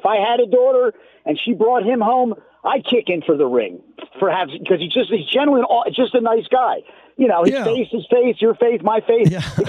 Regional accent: Philadelphia, Pennsylvania, United States; moved away as an adult; I've been living here 35 years, more than half my life, but I'm an Eagles fan. But I'm from Philly.

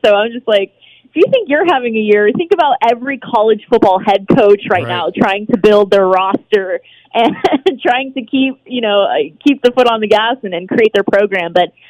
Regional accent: San Diego, California, United States; I'm from San Diego. Shout out California. Woo-hoo. I love my Cali roots.

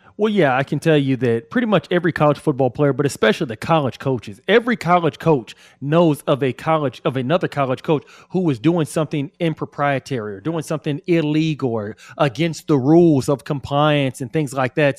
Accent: Austin, Texas, United States; I'm from Austin

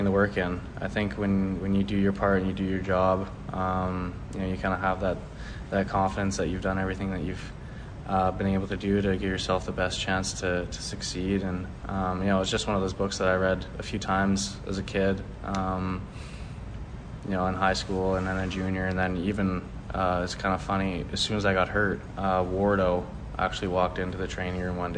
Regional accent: Calgary, Alberta, Canada; I'm from Calgary

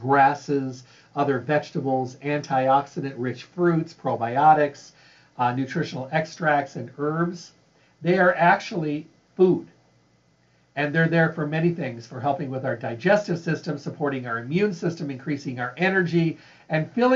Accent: Midwest, United States; I grew up in the Midwest

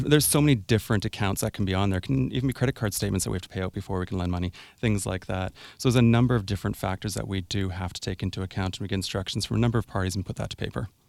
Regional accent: Sooke, British Columbia, Canada; also born or lived in Chemainus, British Columbia / Victoria, British Columbia; I was born, born in Chemainus, raised in Sioux, and moved into Victoria for law school. So, yes, I grew up in Sioux.

